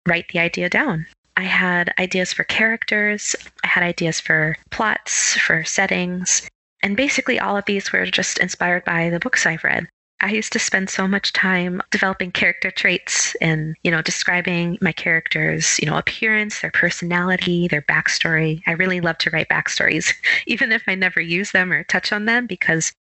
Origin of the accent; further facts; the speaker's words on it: Minneapolis, Minnesota, United States; I'm from Minneapolis, Minnesota.